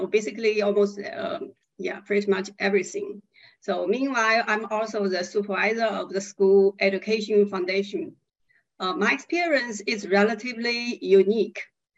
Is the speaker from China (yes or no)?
yes; China; I'm from China.